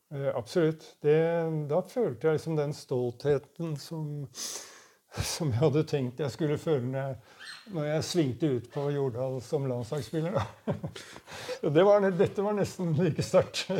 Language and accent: Norwegian; Oslo, Norway; Jeg kom i hvert fall fra Furuset, eh, østkanten i Oslo. Og der var det, allerede når jeg var ganske liten, så var det allerede et veldig sterkt hockeymiljø.